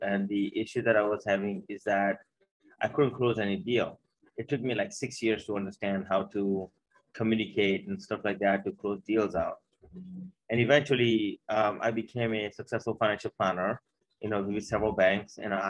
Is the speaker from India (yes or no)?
yes; India; now in Maryland, United States; I came here from India in 89.